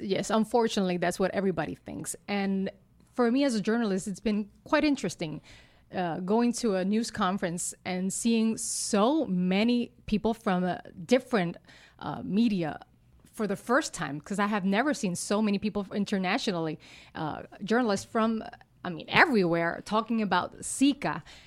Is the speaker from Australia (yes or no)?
no; Utuado, Puerto Rico; first language Spanish; English is a second language; I'm from Utuado. It's in, in the center of the island.